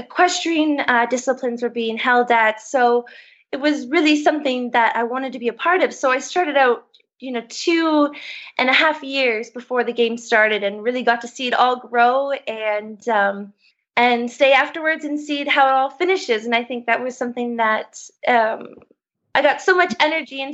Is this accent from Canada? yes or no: yes; St. Catharines, Ontario, Canada; moved away as an adult; now in Switzerland; I grew up in Canada, a place near Niagara Falls called St. Catharines